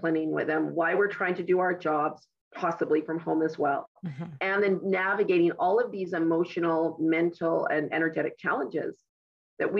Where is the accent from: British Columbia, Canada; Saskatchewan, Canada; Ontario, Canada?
British Columbia, Canada; West Vancouver; I was born and raised in West Vancouver